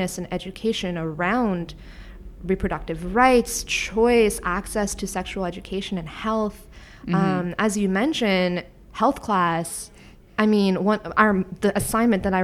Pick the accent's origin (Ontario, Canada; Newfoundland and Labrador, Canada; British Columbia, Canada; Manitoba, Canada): Ontario, Canada; Niagara-on-the-Lake; now in Toronto, Canada; my hometown of Niagara on the lake